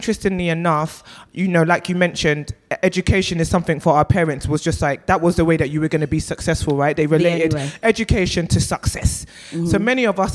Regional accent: London, United Kingdom; I'm also a South London girl for life. I grew up in Clapham, Brixton. I'm still living in South East London.

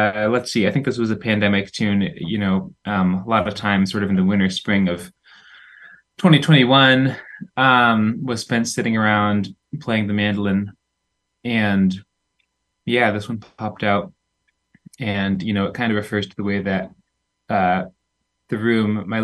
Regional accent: Goshen, Indiana, United States; moved away; my hometown of Goshen, Indiana

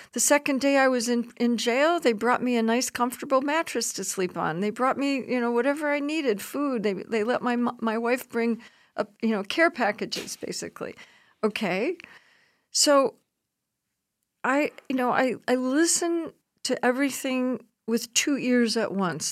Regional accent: Chicago, Illinois, United States; I'm a sociologist from, I'm, I was born in Chicago

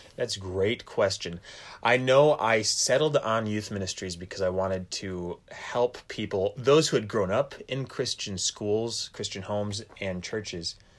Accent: Fremont, Michigan, United States; moved away; I'm from Fremont, Michigan

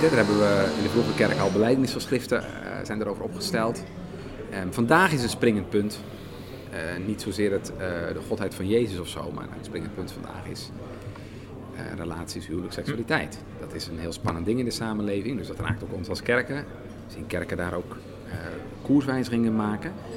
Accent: Netherlands

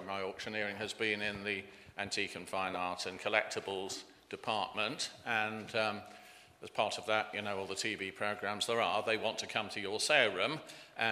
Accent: Leicestershire, East Midlands, United Kingdom; also born or lived in Berkshire / Cirencester, Gloucestershire; I was born in Leicestershire, went to Berkshire after that, back to Leicestershire

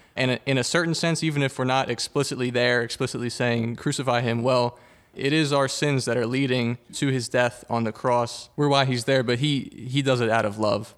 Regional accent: Huntingdon Valley, Pennsylvania, United States; I am from Huntington Valley

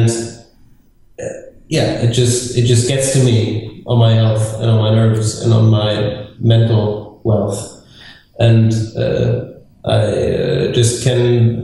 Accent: southwest Germany, Germany; English is a second language; moved away as an adult; now in Berlin, Germany; I was born in the very north of Germany, and then lived in the southwest for most of my life

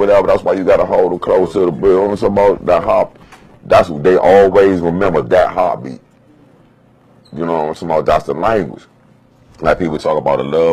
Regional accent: South Carolina, United States; now in Washington, D.C., United States; I'm from South Carolina

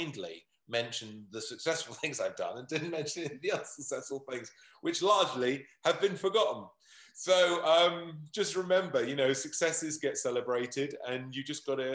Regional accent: United Kingdom; we're British

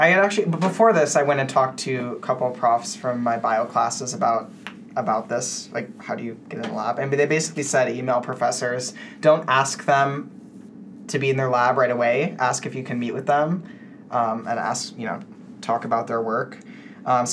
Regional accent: United States; Sandia National Labs, which is located in my hometown

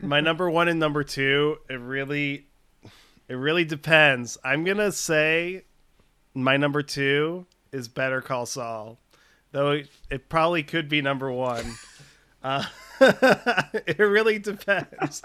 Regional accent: Chicago, Illinois, United States; I grew up in Chicago. So I feel like I'm a bad Chicagoan

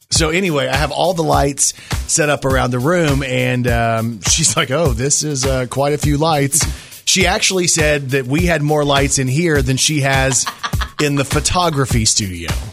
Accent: Texas, United States; I grew up in Texas

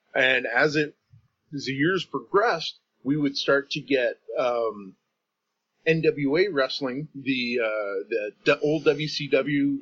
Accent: Canada; from being a Canadian

